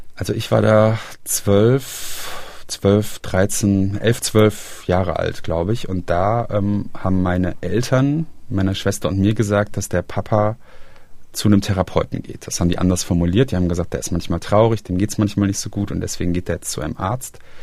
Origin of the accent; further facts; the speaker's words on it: Aachen, North Rhine-Westphalia, Germany; moved away as an adult; also born or lived in Halle (Saale) / Berlin / Braunschweig; now in Bonn, Germany; ich komme ursprünglich auch aus dem Rheinland, also aus der Region, aus der Stadt Aachen